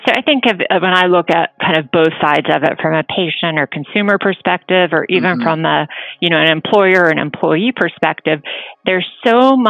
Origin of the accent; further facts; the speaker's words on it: California, United States; Spent most of my, I kind of say I grew up in California because spent about 8 years there, finished middle school and high school